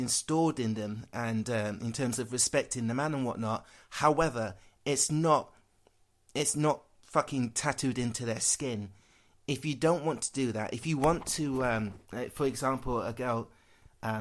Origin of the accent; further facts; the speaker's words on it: Worksop, East Midlands, United Kingdom; growing up in Worksop, yep, every 5 minutes someone's calling me a black bastard